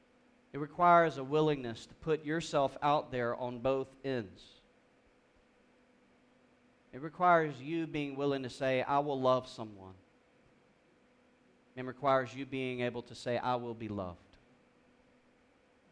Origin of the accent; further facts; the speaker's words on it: South Georgia, United States; growing up in South Georgia